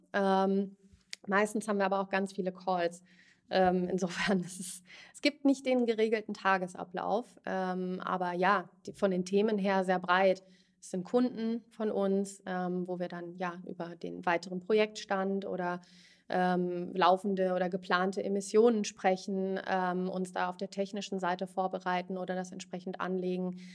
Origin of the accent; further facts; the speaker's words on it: Bad Homburg, Hesse, Germany; also born or lived in Frankfurt / Zurich; Ich bin ursprünglich aus Bad Homburg, groß geworden dort